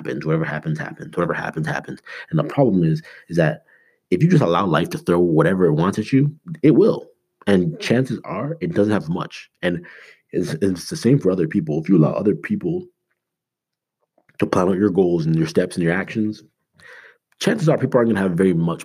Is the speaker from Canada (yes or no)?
yes; Canada; now in United States; I'm Canadian